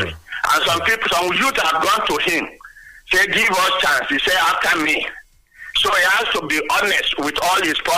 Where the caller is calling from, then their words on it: Abeokuta, Ogun State, Nigeria; from Abeokuta. Good morning, Nigerians.